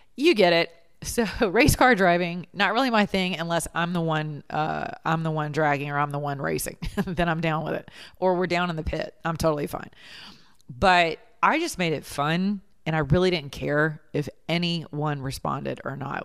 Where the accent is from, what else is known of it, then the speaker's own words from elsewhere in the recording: the South, United States; we're from the South.